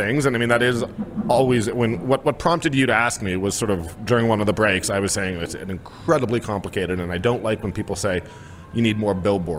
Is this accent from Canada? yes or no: yes; Toronto, Ontario, Canada; I grew up in a neighborhood called Leaside. So sort of Bayview and St. Clair, for people who know. It's just outside of downtown, just north